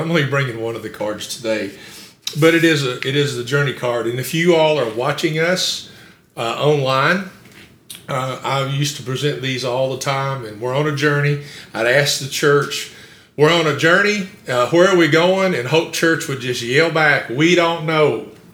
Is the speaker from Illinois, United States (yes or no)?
no; Campbellsville, Kentucky, United States; also born or lived in Summersville, Kentucky; I grew up in a little town called Somersville before we moved to Campbellsville